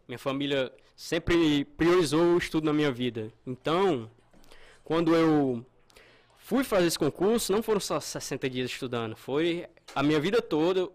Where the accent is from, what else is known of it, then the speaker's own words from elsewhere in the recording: Russas, Ceará, Brazil; eu sou do interior do Ceará, é Russas